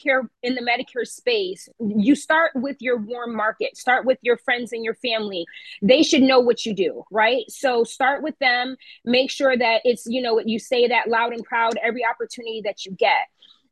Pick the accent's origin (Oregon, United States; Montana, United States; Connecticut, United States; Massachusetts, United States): Connecticut, United States; Waterbury; But yeah, we are proud to say that we're born and raised in Waterbury, Connecticut.